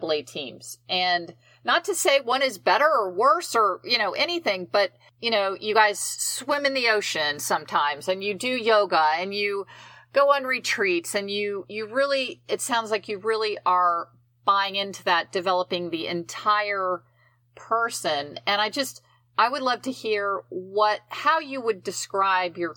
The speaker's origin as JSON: {"language": "English", "region": "Virginia", "country": "United States", "said": "I'm from Virginia"}